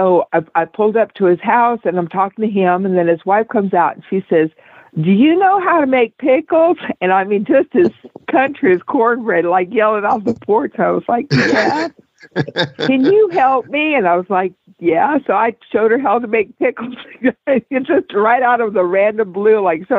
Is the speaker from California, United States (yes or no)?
no; West Texas, United States; I grew up in West Texas